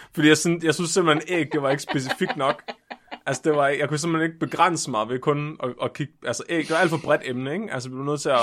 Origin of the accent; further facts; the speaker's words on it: Tåsinge, Southern Denmark, Denmark; min barndom på Tåsinge.